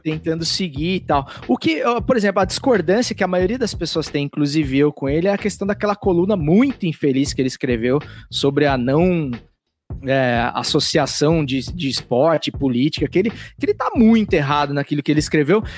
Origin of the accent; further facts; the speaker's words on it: interior of São Paulo, Brazil; sou do interior de São Paulo, eu sei como que é o bang lá, cara. É, é roça pura, velho.